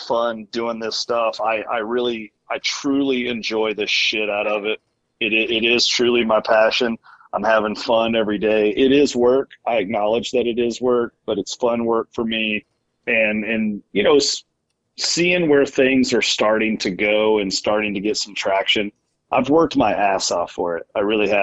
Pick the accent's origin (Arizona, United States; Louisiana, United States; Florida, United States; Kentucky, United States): Kentucky, United States; now in Iowa, United States; growing up in Kentucky.